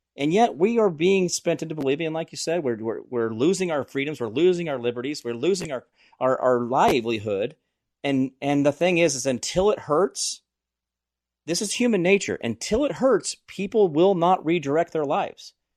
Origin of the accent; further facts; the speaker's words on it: United States; I was born in America